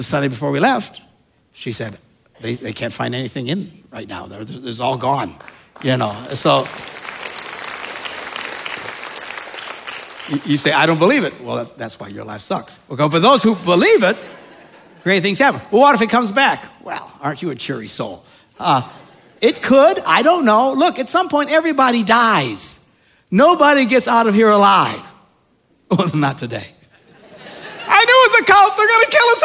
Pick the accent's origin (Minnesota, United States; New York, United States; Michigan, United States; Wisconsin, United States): Wisconsin, United States; We're from Wisconsin.